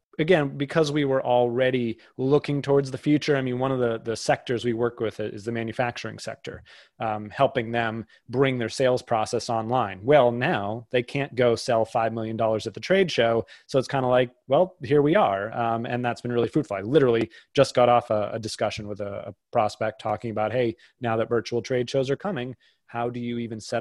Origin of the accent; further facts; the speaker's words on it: outside of Boston, Massachusetts, United States; I grew up outside of Boston